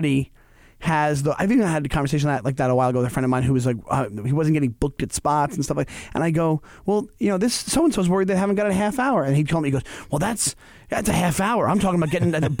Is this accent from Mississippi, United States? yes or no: no; Stewart Manor, New York, United States; I grew up in Stewart Manor, which is literally six blocks.